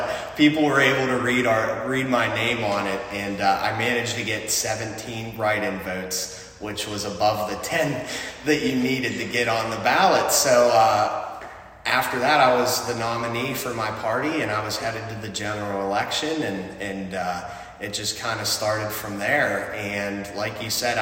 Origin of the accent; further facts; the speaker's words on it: Sarver, Pennsylvania, United States; my parents moved here in the late 90s whenever I was a toddler, and I started first grade at the Freeport Area School District, and I've been here ever since